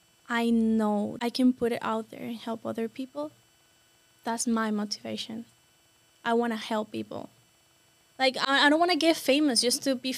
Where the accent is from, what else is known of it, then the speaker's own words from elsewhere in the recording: Caracas, Capital District, Venezuela; English is a second language; now in United States; I'm from Caracas, Venezuela, and I'm 20 years old.